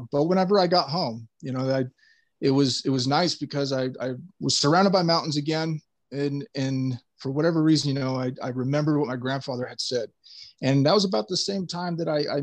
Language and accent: English; California, United States; back home in California, and where I'm from in California, you know, we do have mountains